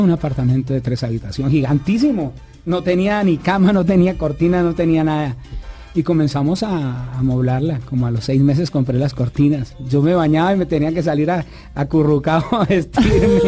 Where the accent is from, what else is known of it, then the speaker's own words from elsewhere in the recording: Bogotá, Colombia; moved away; also born or lived in Cali; Bogotá, mi pueblo natal